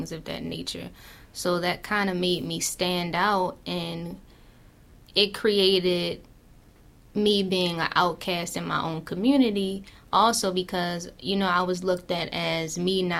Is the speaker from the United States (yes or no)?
yes; Baltimore, Maryland, United States; I grew up in West Baltimore, in the Sandtown area